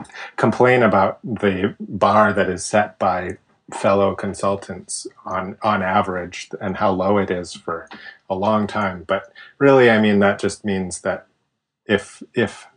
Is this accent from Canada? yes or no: yes; Canada; I'm Canadian